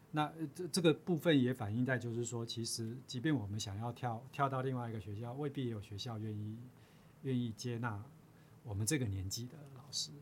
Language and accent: Chinese; Chiayi, Taiwan; moved away as an adult; also born or lived in Taipei / United States; 我自己本身就是嘉义人啊